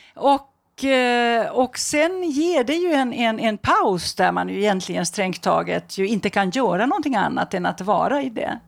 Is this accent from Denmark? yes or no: no; Finland; i Finland där jag kommer ifrån